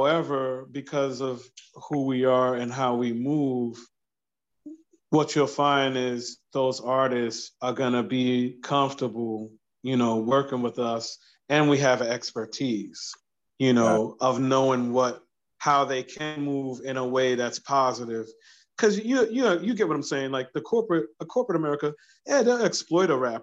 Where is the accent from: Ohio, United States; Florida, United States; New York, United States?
New York, United States; New York City; now in Delaware, United States; I grew up in New York, by the way. So I'm going back home to my old neighborhood in Brooklyn